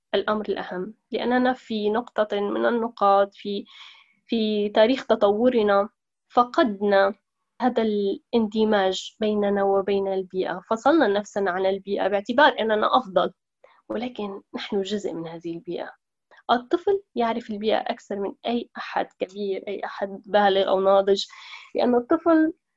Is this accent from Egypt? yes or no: no; Aleppo, Aleppo Governorate, Syria; moved away as an adult; now in Italy; امرأة سورية من مدينة حلب حيث ترعرعت ودرست